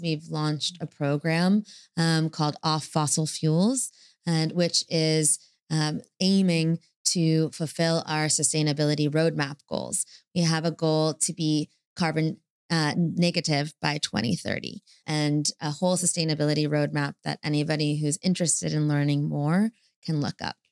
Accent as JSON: {"language": "English", "country": "United States", "said": "I'm, I'm American"}